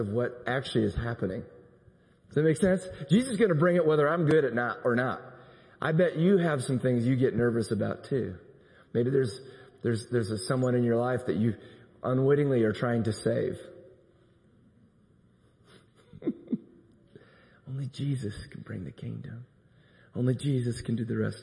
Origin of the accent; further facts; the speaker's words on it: Iowa, United States; now in Tulsa, United States; I'm from Iowa. I think I probably told you there in my little town of 4,000, there was one African American family